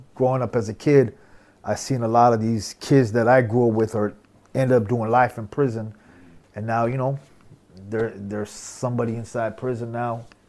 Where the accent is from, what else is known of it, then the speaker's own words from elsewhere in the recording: Southern California, United States; we we grew up in Southern California